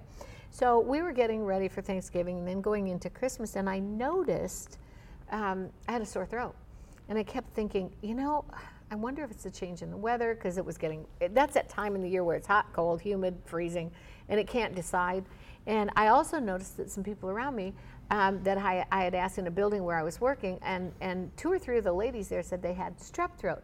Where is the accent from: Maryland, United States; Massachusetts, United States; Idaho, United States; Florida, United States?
Florida, United States; I'm from Florida